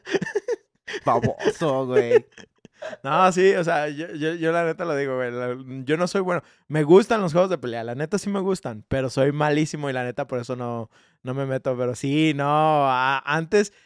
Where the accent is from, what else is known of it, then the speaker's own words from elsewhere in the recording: Mexico; also born or lived in Guadalajara; como mexicano